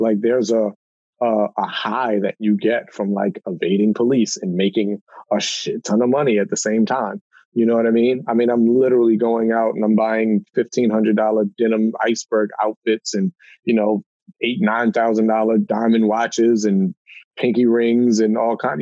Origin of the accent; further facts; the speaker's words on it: Baltimore, Maryland, United States; I grew up in Baltimore, uh, you know, one of the most dangerous cities in America